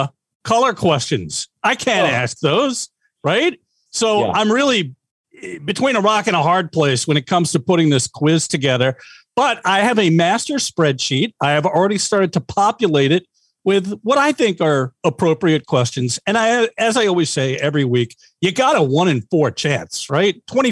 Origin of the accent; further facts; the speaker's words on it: New York, United States; I'm a New Yorker, went to a lot of Yankee games in the 90s